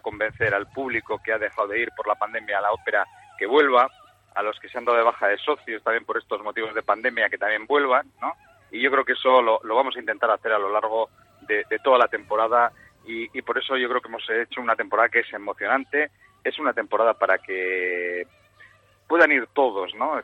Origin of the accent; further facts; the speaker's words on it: Bilbao, Basque Country, Spain; como somos muy bilbaínos